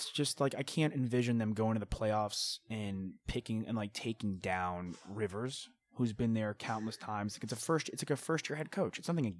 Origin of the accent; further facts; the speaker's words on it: New York, United States; moved away as an adult; also born or lived in Texas; I'm from New York